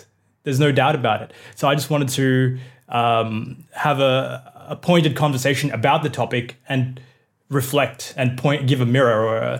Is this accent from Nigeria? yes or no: no; Australia; like my upbringing as a Indian person in Australia.